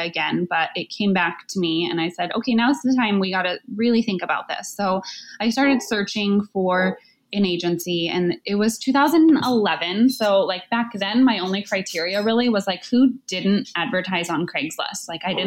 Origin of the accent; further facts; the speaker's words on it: Southern California, United States; I grew up in Southern California.